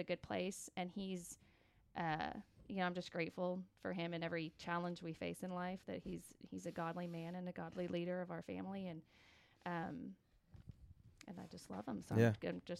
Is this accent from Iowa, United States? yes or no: no; Ponca City, Oklahoma, United States; I grew up in Ponca City